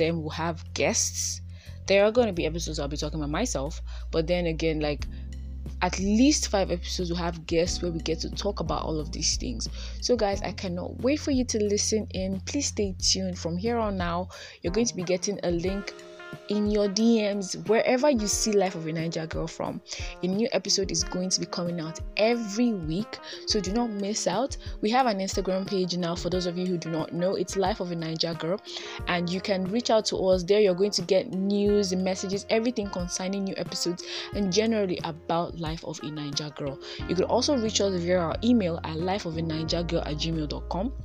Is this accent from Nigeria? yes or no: yes; Nigeria; I was born and bred in Nigeria. I live in Nigeria